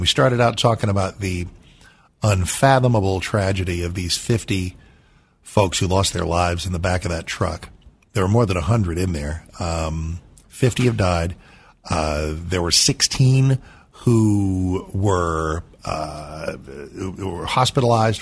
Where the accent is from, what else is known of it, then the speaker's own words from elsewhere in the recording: San Antonio, Texas, United States; I'm born in Texas. i was born in San Antonio